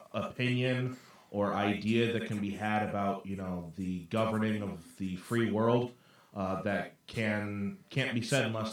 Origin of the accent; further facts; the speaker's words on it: Colorado, United States; moved away as an adult; now in New York, United States; I moved out here to New York probably about 7 years ago. I grew up out in Colorado and was there for most of my life.